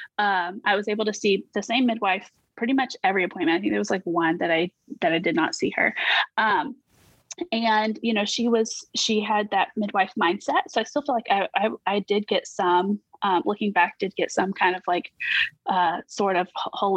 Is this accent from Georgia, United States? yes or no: yes; Georgia, United States; We are currently stationed in Georgia, which is amazing because we're also from Georgia. So it's been pretty cool to be back home